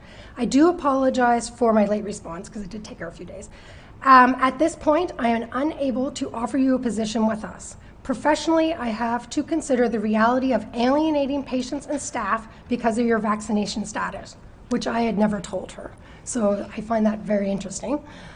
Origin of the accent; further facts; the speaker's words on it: Chester, Nova Scotia, Canada; Actually, I grew up in Chester, but moved away for a few years, and then after, when I got my job, 22 years ago.